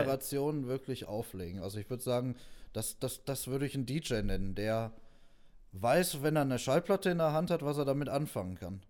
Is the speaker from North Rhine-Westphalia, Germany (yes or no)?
yes; Neheim, North Rhine-Westphalia, Germany; wir kommen aus Neheim